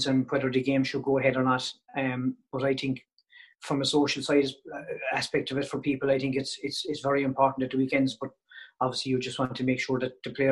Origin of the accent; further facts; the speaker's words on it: West Cork, Munster, Ireland; I moved back home to my hometown in West Cork and Castlemere